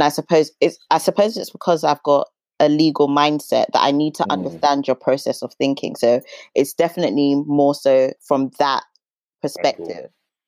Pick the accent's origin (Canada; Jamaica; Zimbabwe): Zimbabwe; I'm Zimbabwe.